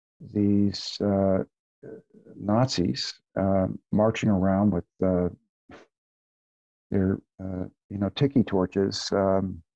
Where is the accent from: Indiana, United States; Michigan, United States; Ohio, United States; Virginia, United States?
Virginia, United States; Charlottesville; moved away; it's always a little funny for me to think of it as my hometown.